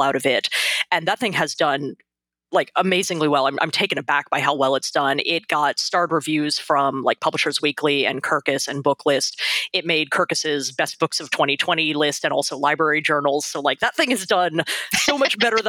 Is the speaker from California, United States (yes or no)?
no; Texas, United States; I grew up in Texas